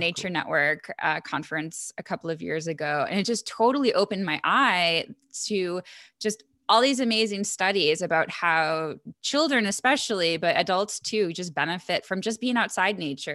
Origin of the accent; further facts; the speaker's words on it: Buffalo, New York, United States; I'm from Buffalo